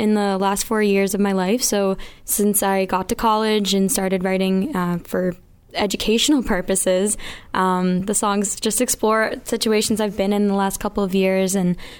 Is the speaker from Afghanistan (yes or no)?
no; Mansfield, Massachusetts, United States; I'm from Mansfield, Massachusetts